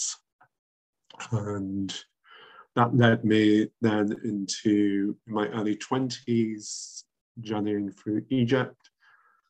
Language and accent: English; London, United Kingdom; I grew up in London, where the school that I went to taught Sanskrit, philosophy